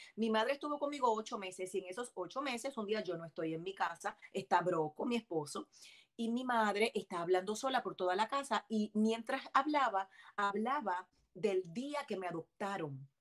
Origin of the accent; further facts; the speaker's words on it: Bayamón, Puerto Rico; moved away as an adult; also born or lived in Miami, Florida; now in Florida, United States; soy nacida en Miami, de padres adoptivos cubanos, criada en Puerto Rico